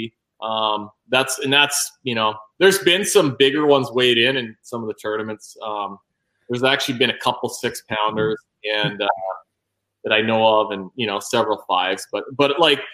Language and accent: English; Kenora, Ontario, Canada; We have a tournament up in Kenora, in my hometown, called the KBI